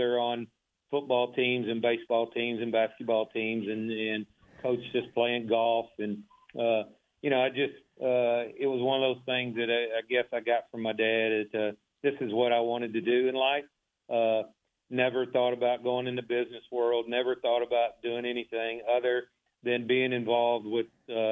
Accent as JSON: {"language": "English", "town": "Waco", "region": "Texas", "country": "United States", "tie": "born or raised there"}